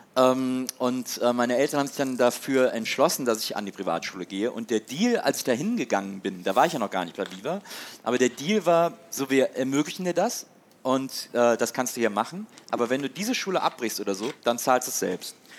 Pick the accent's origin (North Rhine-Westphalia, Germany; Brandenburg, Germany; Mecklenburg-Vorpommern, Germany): North Rhine-Westphalia, Germany; Wesseling; moved away as an adult; also born or lived in Cologne / Munich / Hamburg; now in Berlin, Germany; dann bin ich aber trotzdem noch in Wesseling, wo ich aufgewachsen bin